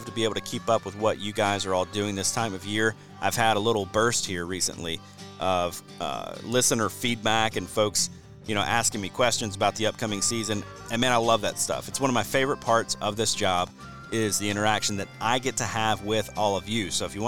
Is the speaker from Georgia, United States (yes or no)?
yes; Georgia, United States; I've been doing some habitat consulting for landowners in Georgia, my home state of Georgia